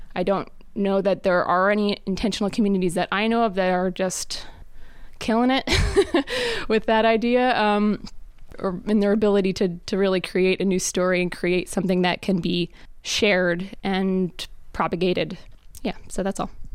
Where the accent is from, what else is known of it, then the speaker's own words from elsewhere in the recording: Reading, Pennsylvania, United States; I'm from Reading, Pennsylvania